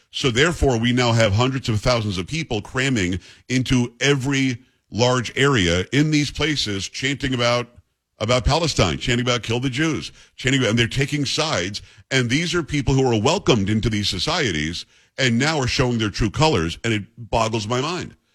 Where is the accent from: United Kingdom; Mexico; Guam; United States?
United Kingdom; England; I'm, thinking Genoa for some reason because I'm English